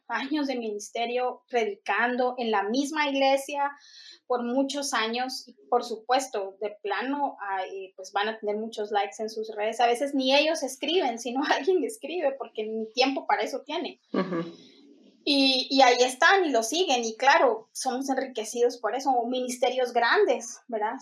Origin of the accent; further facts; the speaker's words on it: Guatemala; en mi país, pues cualquiera puede poner una iglesia eh, eh, aquí en la esquina y otro puede poner en la otra esquina otra iglesia. Lastimosamente en Guatemala